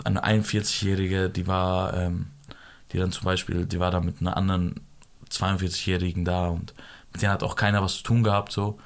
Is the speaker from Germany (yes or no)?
no; Afghanistan; ich bin Afghaner